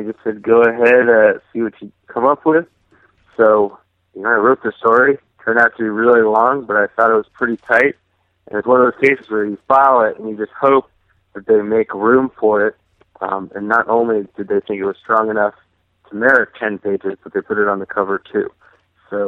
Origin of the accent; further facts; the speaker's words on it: New Jersey, United States; I grew up in New Jersey, so I was well within WFAN reach.